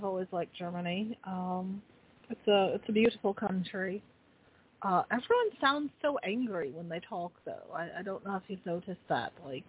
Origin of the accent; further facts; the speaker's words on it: Ireland; Thank God I'm Irish.